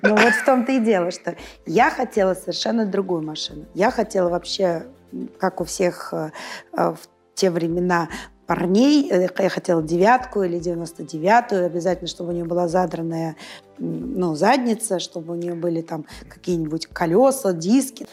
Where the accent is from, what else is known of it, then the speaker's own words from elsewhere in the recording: Saint Petersburg, Russia; moved away as an adult; now in Moscow, Russia; Я родилась в Санкт-Петербурге. Ну, в Ленинграде, а, росла